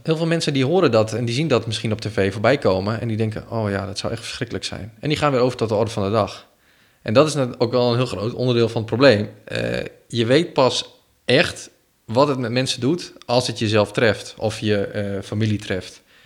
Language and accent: Dutch; Ter Apel, Groningen, Netherlands; now in Groningen, Netherlands; Ik ben opgegroeid in Ter Post.